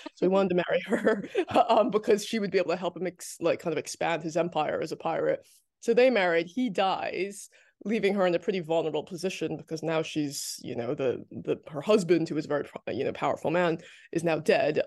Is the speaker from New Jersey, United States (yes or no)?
yes; New Jersey, United States; I grew up in New Jersey